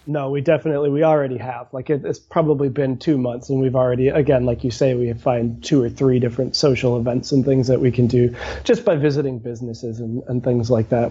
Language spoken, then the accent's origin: English; St. Paul, Minnesota, United States; I grew up in St. Paul